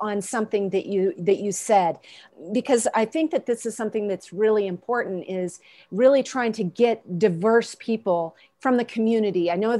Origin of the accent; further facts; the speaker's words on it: Walden, Colorado, United States; My hometown of Walden, Colorado is working on a truly unique strategy for revitalizing itself.